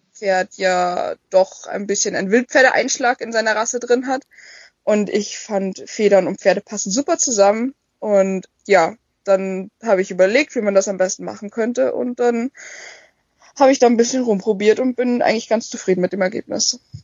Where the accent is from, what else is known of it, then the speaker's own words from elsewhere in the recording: Bavaria, Germany; moved away as an adult; now in Schleswig-Holstein, Germany; Also eigentlich ursprünglich komme ich aus Bayern